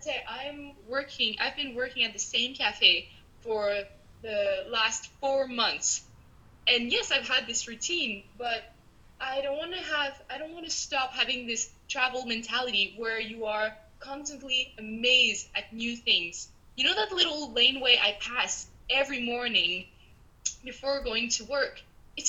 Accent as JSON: {"language": "English", "country": "Canada", "also_born_or_lived": "Peru", "moved": "yes", "said": "I'm Canadian"}